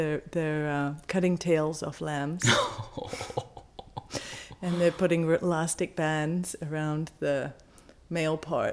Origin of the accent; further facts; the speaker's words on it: Falkland Islands; moved away; Well, I'm British. I'm from the Falkland Islands. Originally, which is off the southeast coast of Argentina. I grew up on a 110,000 acre farm with 36,000 sheep, about 150 horses and cattle.